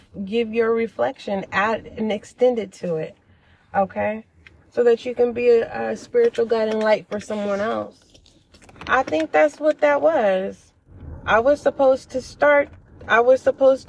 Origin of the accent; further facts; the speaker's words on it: California, United States; I am from California